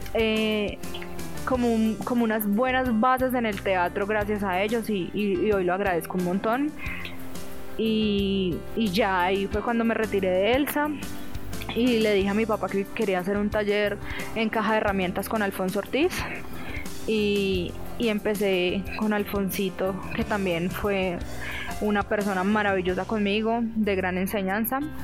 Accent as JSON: {"language": "Spanish", "town": "Villavicencio", "region": "Meta", "country": "Colombia", "tie": "born or raised there", "also_born_or_lived": "Itagüí, Antioquia, Colombia", "said": "yo nací en Itagüí, pero yo realmente nací allá es porque mi papá trabajaba en el aeropuerto de allá. Luego, después de un tiempo, eh, mi mamá pues se sentía muy sola ya porque realmente su familia estaba en Villavicencio y mi mamá decidió pues devolverse"}